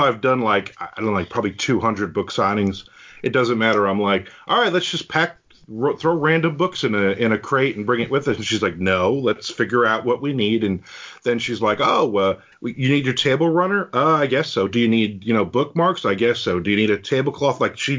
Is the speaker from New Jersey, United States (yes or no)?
yes; Belford, New Jersey, United States; now in Jacksonville, United States; Belford is the town that I grew up in. It's this little fishing village in New Jersey